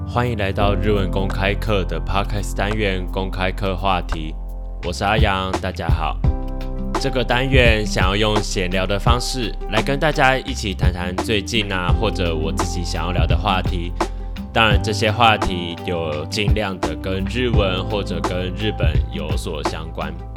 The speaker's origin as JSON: {"language": "Chinese", "country": "Taiwan", "said": "身为台湾人的我"}